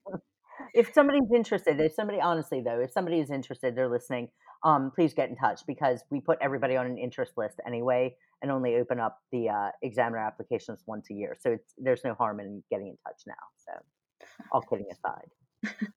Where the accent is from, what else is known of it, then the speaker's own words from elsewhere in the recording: United States; moved away as an adult; now in United Kingdom; I'm American